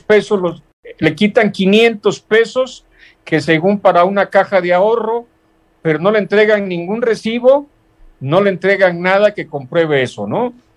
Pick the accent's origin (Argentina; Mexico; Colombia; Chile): Mexico; Tecpan de Galeana, Guerrero; me gusta hablar derecho como buen costeño